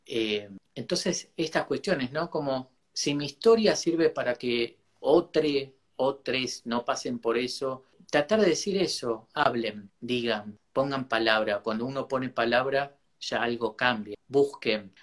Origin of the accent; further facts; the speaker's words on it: Argentina; Mi tierra es la patria grande y bueno, en Argentina